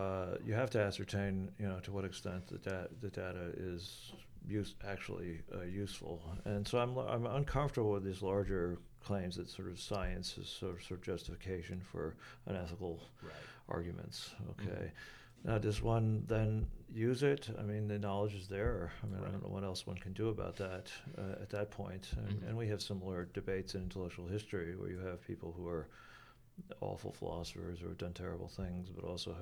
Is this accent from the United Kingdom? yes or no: no; New York City, New York, United States; I'm a New Yorker